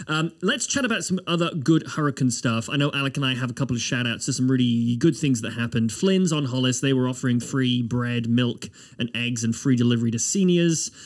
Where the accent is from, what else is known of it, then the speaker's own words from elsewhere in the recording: United Kingdom; now in Nova Scotia, Canada; as a Brit